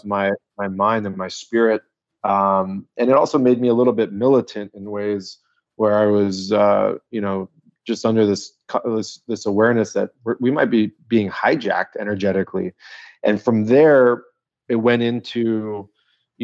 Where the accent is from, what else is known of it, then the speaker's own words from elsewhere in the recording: La Jolla, California, United States; I grew up in La Jolla, California.